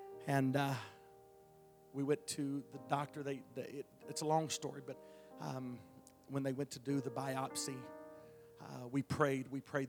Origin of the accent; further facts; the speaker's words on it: Texas, United States; Listen, I'm big. I'm from Texas.